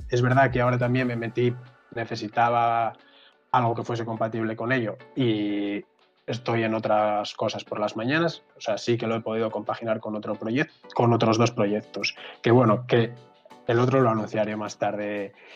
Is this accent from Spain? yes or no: yes; Asturias, Spain; moved away as an adult; also born or lived in Madrid; yo soy de Asturias y me fui a Madrid